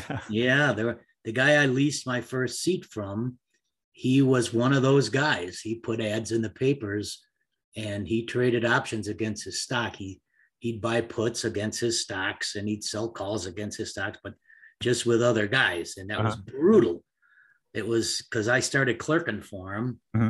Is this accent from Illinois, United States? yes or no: yes; Chicago, Illinois, United States; also born or lived in Arizona; I was born 71 years ago in Chicago. Grew up, my folks owned a tavern just east of Oak Park on like Little Italy now. Then we moved out to the north suburbs.